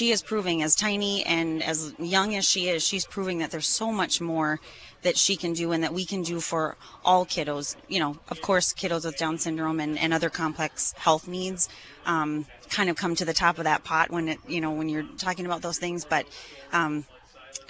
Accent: Grand Forks, North Dakota, United States; we're from Grand Forks

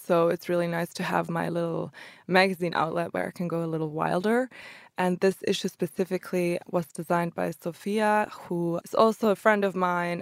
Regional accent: Germany; also born or lived in Croatia; I grew up in Germany though, since they immigrated to Germany

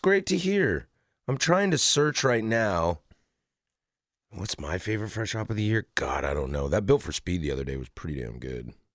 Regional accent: Spokane, Washington, United States; I was born in Spokane and went to school at Wazoo.

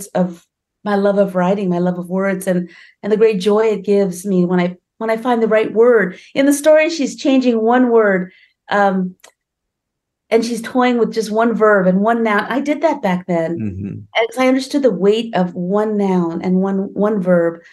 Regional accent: California, United States; also born or lived in India; here I am, an immigrant from India, right? And I grew up in California.

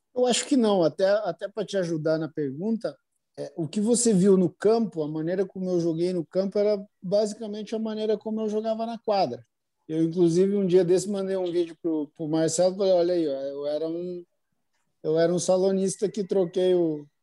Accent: Brazil; a gente é brasileiro realmente

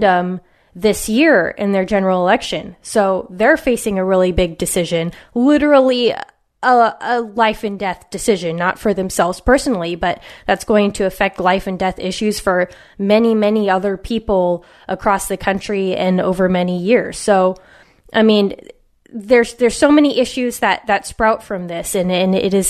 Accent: West Coast, United States; a mother, author, and cultural commentator born and raised on the West Coast.

